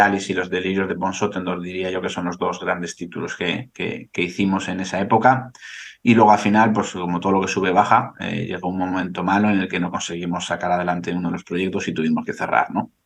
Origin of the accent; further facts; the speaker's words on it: Bilbao, Basque Country, Spain; yo soy de Bilbao